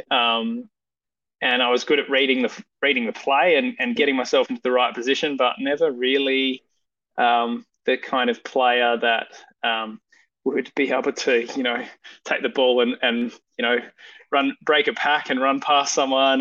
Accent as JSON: {"language": "English", "town": "Perth", "region": "Western Australia", "country": "Australia", "tie": "born or raised there", "also_born_or_lived": "Esperance, Western Australia", "said": "I grew up um, mostly in the northern suburbs of Perth."}